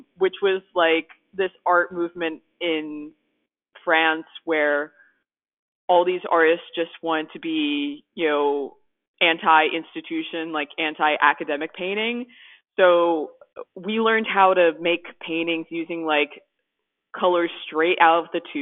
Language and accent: English; West Chester, Pennsylvania, United States; I'm from Westchester, Pennsylvania, and it's a short drive from Wilmington